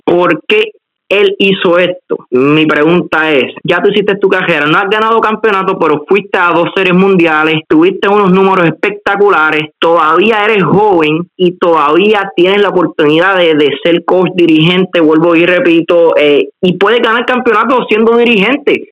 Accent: Puerto Rico; nosotros somos puertorriqueños

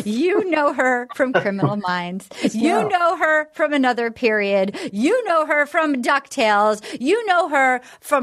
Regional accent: Little Compton, Rhode Island, United States; now in Los Angeles, United States; my hometown of Little Compton, Rhode Island

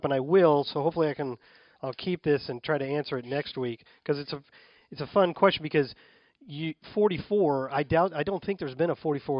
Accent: St. Louis, Missouri, United States; my hometown of St. Louis.

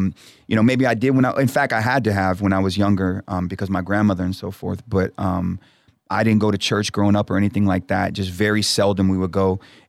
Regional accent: Houston, Texas, United States; also born or lived in Brooklyn, New York; It's hard to answer because I literally grew up all over. But in saying that, my two homes were Houston and the other home was New York, Brooklyn, New York

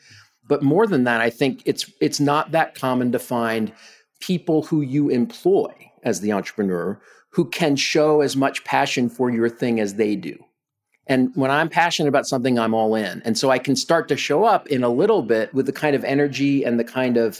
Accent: East Coast, United States; born there; now in Austin, United States; So I was born on the East Coast. I'm a product of parents on both coasts, very blue state upbringing. For the last 21 years, I've lived in Austin, Texas.

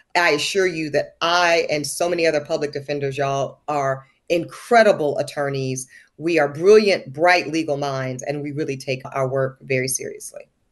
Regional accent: the American South, United States; growing up in the American South

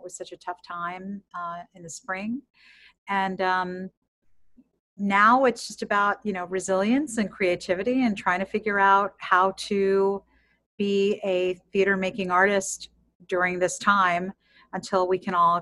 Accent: Miami, Florida, United States; I was a young girl in Miami growing up in a bicultural, bilingual household

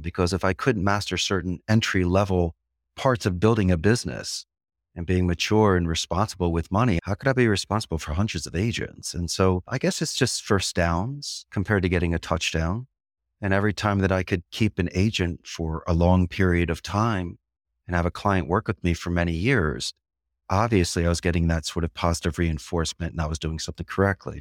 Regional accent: Philadelphia, Pennsylvania, United States; first language English; moved away as an adult; now in Costa Rica; from Philadelphia and Anglo Saxon and English is my first language

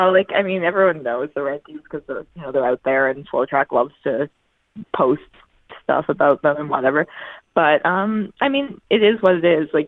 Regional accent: Newfoundland and Labrador, Canada; watching that from home in Newfoundland. So I was 13 at the time

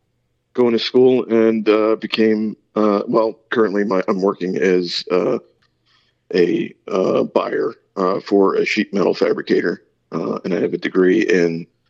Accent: East Coast, United States; also born or lived in Pennsylvania; So I was born in Pennsylvania, but I grew up kind of up and down the East Coast. We moved around a good bit.

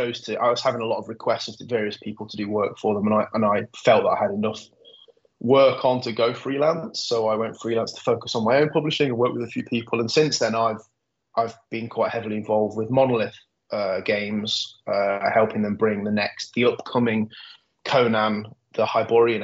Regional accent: Nottingham, East Midlands, United Kingdom; I grew up in Nottingham. I was born and bred in Nottingham.

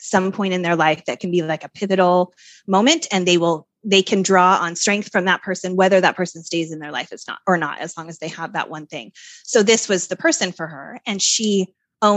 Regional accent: Salt Lake City, Utah, United States; moved away; Oh, I grew up there. I grew up in Salt Lake.

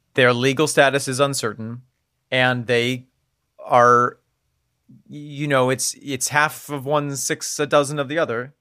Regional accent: United States; We're coming out as American.

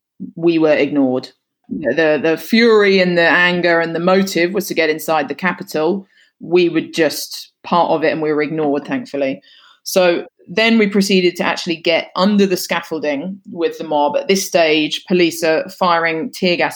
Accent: United Kingdom; accent: English; being British

